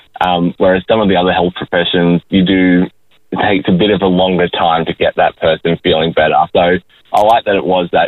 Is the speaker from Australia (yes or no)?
yes; Forster, New South Wales, Australia; moved away as an adult; now in Gold Coast, Australia; I'm a Koori who grew up in Foster, Tuncurry in New South Wales, and then I studied up on the Gold